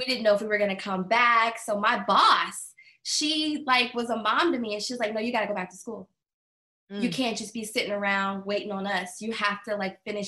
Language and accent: English; Wichita, Kansas, United States; moved away; I'm from Kansas. Wichita, Kansas.